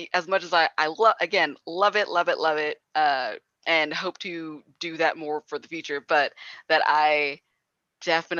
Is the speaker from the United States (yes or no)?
yes; New Jersey, United States; I'm also from New Jersey